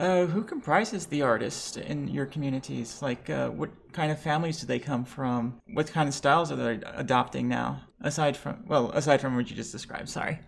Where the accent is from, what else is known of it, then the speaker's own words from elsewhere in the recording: Lebanon; now in United States; I am bi trans Lebanese and recording in America